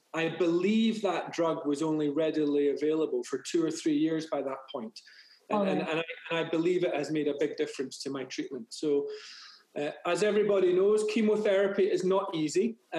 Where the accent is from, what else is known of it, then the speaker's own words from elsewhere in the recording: Glasgow, Scotland, United Kingdom; moved away as an adult; now in United States; I was born in Glasgow in Scotland.